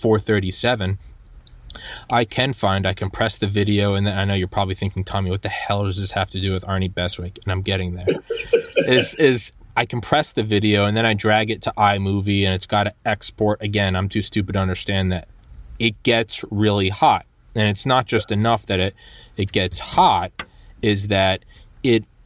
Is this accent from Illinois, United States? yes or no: no; New Hampshire, United States; moved away; also born or lived in Georgia; I'm from New Hampshire